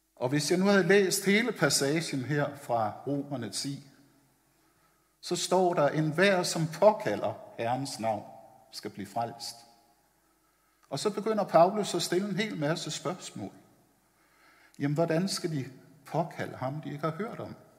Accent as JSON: {"language": "Danish", "town": "Copenhagen", "region": "Capital Region of Denmark", "country": "Denmark", "tie": "born or raised there", "said": "Jeg er vokset op ovre på Vesterbro i København"}